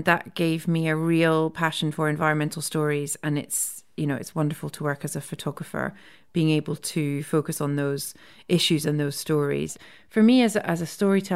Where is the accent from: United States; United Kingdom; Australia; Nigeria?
United Kingdom; Scotland; also born or lived in India; my experiences of being Scottish